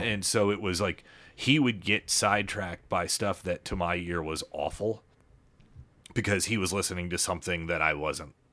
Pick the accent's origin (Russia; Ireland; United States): United States; Lenexa, Kansas; moved away as an adult; also born or lived in Chicago / Denver; we moved to that house in Lenexa before, right before kindergarten